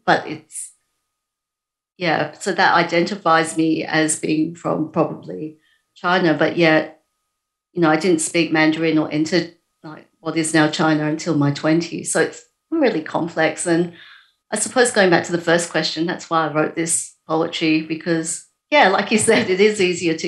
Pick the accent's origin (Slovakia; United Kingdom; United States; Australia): Australia; Perth, Western Australia; this has been my hometown and I know this place better than all the other places I've been